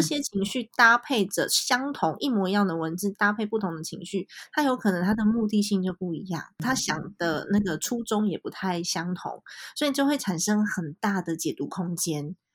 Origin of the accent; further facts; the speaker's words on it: Taipei, Taiwan; 因为我其实在台北长大，然后我台语也讲得烂